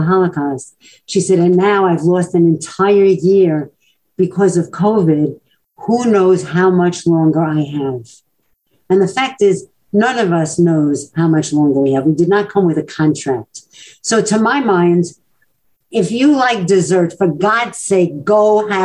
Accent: New York City, New York, United States; growing up in Brooklyn, as I did

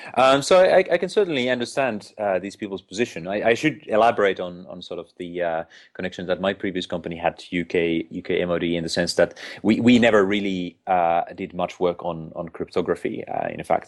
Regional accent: Finland; moved away as an adult; now in United Kingdom; I'm originally from Finland

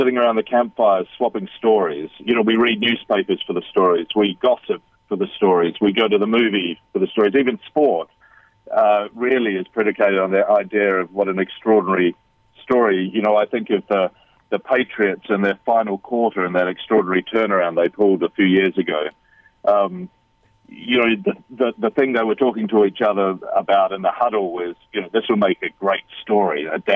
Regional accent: New Zealand; also born or lived in London, United Kingdom / Bali, Indonesia; now in United Kingdom; I'm a Kiwi. I'm a New Zealander, though I've lived in London in the United Kingdom

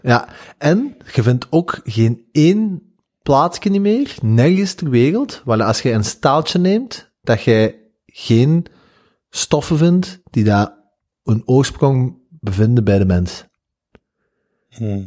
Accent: Flanders, Belgium; dat is een één woord dat wij als Vla-, in Vlaanderen gebruiken

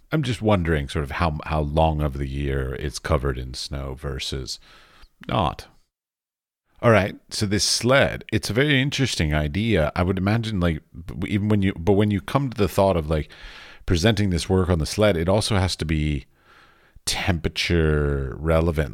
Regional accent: United States; moved away as an adult; now in Europe; I grew up outside of you know Washington D.C.

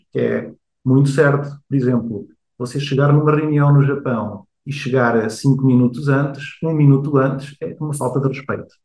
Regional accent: Portugal; moved away as an adult; also born or lived in Rio de Janeiro, Brazil / Coimbra, Portugal / Asia; Eu nasci no Rio de Janeiro, eu, ah, no Rio de Janeiro, com 4 anos vou para Portugal, onde cresço

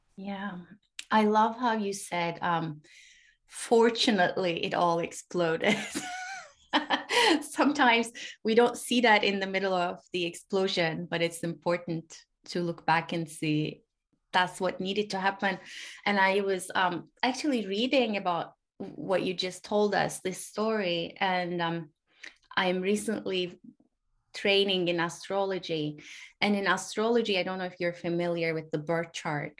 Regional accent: Turkey; also born or lived in Europe; now in United States; I grew up in Turkey. I live in the US. I actually lived in Europe for a little bit.

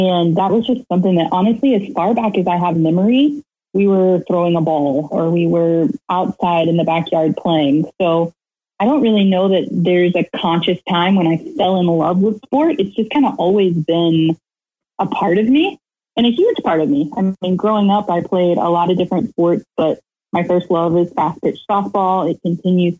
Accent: Lake Wales, Florida, United States; I'm from right here in Central Florida. I grew up in Lake Wales, right smack in the middle of Polk County.

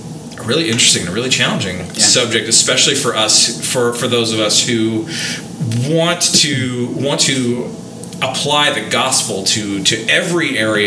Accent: Canada; I'm a Canadian. I'm used to 6 months of winter.

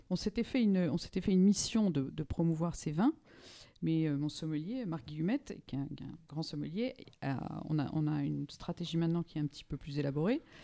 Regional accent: Normandy, France; moved away; also born or lived in Paris; Je, serais, je dirais, normande de naissance, parisienne de, euh, de cœur

